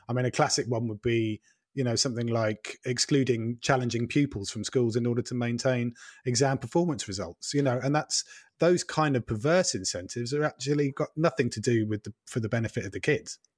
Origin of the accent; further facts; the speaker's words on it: Norfolk, East of England, United Kingdom; I am also from Norfolk